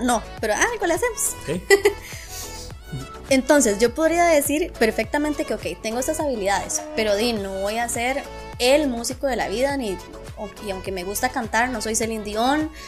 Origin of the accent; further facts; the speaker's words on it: Costa Rica; uno como tico